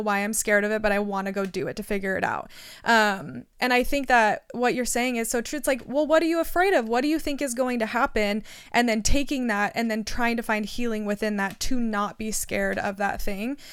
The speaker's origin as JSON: {"language": "English", "country": "United States", "tie": "born or raised there", "said": "I grew up in America, very privileged"}